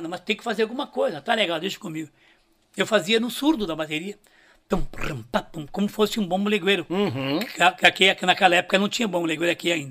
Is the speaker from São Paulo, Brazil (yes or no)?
yes; São Paulo, Brazil; Eu, eu me lembrei que eu, eu curti … quando era guri em São Paulo, né?